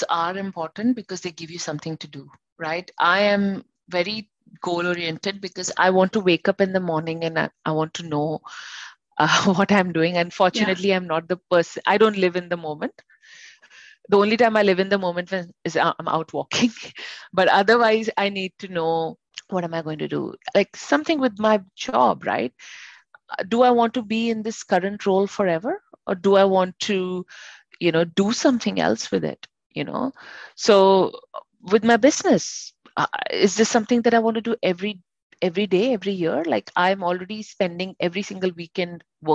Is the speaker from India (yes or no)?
yes; India; now in Sydney, Australia; I'll call myself Indian, right? Because I grew up in India